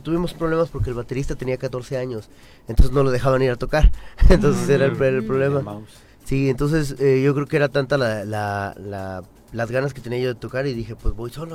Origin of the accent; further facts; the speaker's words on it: Xochitepec, Morelos, Mexico; Yo soy de Xochitepec, Morelos, capital del mundo, sucursal del cielo.